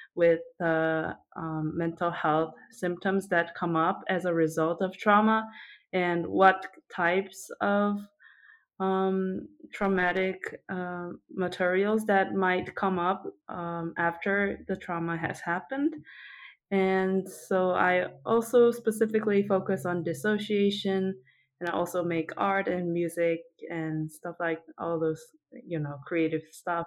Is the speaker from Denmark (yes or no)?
no; South Korea; moved away; also born or lived in United States / Japan; I was born and raised in South Korea, but then I I spent a little bit of time in the U.S. when I was little, and then also in Japan when I was older